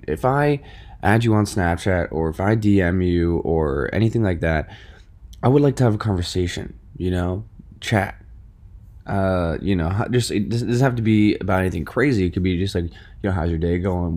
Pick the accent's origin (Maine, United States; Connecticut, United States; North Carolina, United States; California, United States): Connecticut, United States; Westport; also born or lived in New York City; I moved to Westport, 'cause I used to live in New York City. I lived in New York City for about eight years